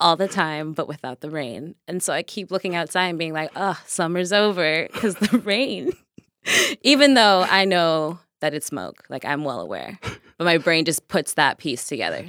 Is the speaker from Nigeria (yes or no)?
yes; Nigeria; I am Nigerian as fuck